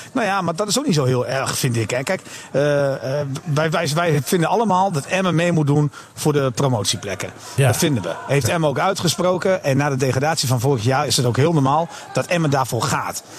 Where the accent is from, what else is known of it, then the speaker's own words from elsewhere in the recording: Netherlands; als Nederlander